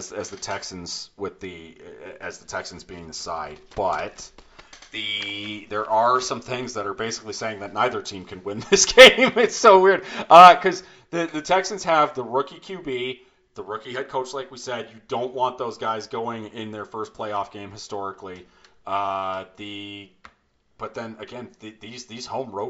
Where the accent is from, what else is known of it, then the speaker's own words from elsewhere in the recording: Canada; we are from Canada here and we use the far superior metric system.